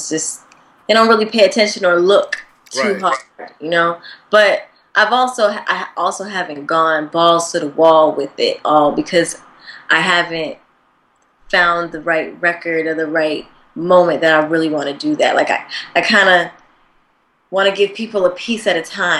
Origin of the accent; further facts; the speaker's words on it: Springfield, Massachusetts, United States; moved away; also born or lived in Atlanta, Georgia; Atlanta, but I'm originally from Springfield, Massachusetts. So I would get yelled at if I didn't claim my original city, Springfield, Mass. But I learned a lot in Atlanta. I kind of did 50-50 with both cities